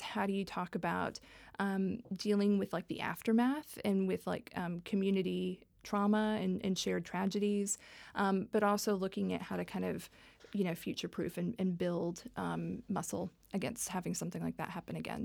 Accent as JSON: {"language": "English", "town": "Dallas", "region": "Texas", "country": "United States", "tie": "born or raised there", "moved": "yes", "said": "I was raised in the South. I, I'm, I'm from Dallas, Texas, originally"}